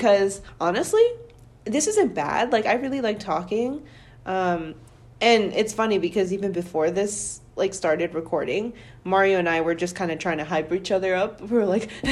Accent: Milwaukee, Wisconsin, United States; Growing up in Milwaukee my whole life

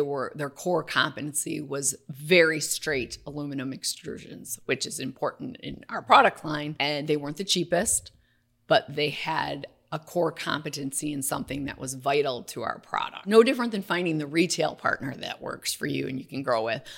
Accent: Waukesha, Wisconsin, United States; I'm from Waukesha, Wisconsin, so it's a teeny town outside of Milwaukee

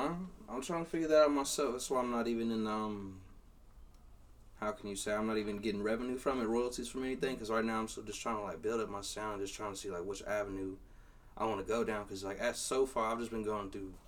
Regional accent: Temple, Texas, United States; also born or lived in Georgetown, Texas; I'm a 254 representative, born and raised in Temple, Texas. Went to school in Belton.

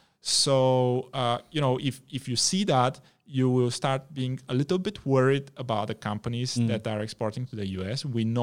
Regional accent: Malaysia; as a Malaysian investor that is looking just at the Malaysian environment, this is what you read about in the news.

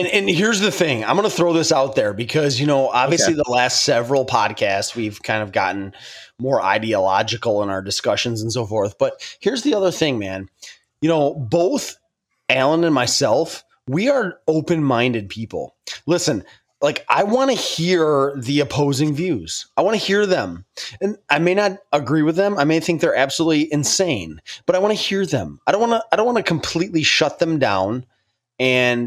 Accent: New York, United States; I'm from New York

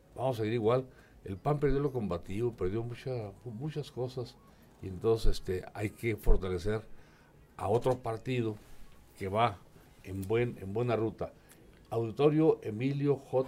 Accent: Durango, Mexico; Yo soy de Durango, Durango, de la tierra de los alacranes.

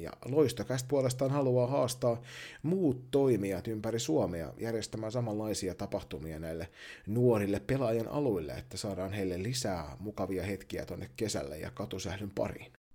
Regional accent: Kirkkonummi, Uusimaa, Finland; moved away; tässä on joku kirkkonummi-yhteys vanhan kotikuntani kautta

